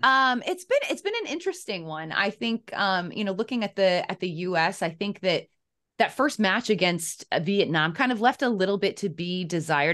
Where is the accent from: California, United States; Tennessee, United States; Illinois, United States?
Illinois, United States; Chicago; moved away; I'm from Chicago originally